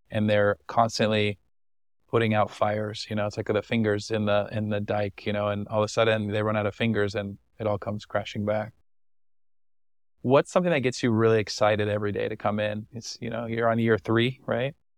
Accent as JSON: {"language": "English", "country": "United States", "said": "as an American traveler"}